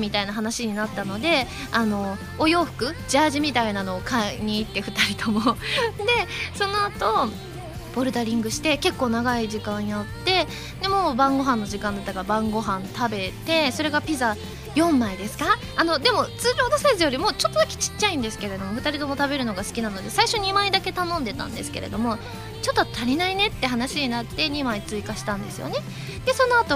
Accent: Kanto, Japan; それから白味噌のお雑煮は関東育ちの私にとってなかなか新鮮でしたよね

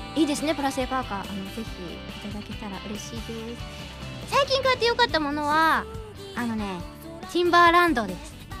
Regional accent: Niigata, Japan; now in Tokyo, Japan; 私の新潟の地元は人が少なくて車が多い

